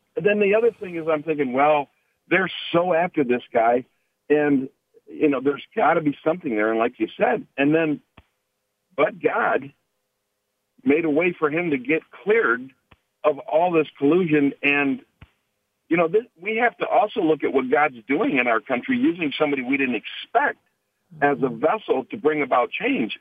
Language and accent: English; Detroit, Michigan, United States; now in Kansas, United States; what I grew up in in Highland Park in in the inner city of Detroit